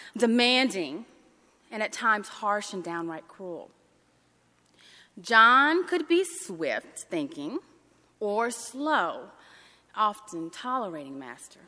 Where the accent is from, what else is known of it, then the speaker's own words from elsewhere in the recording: Deep South, United States; growing up in the Deep South